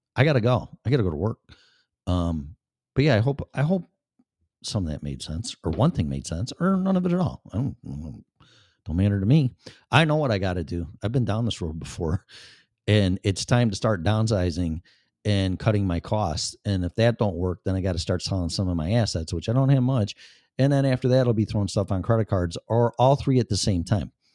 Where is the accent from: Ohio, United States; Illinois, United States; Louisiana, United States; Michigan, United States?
Illinois, United States; Chicago; moved away as an adult; also born or lived in Florida; now in Colorado, United States; Chicago, 'cause I was born and raised there and spent fifty-something years there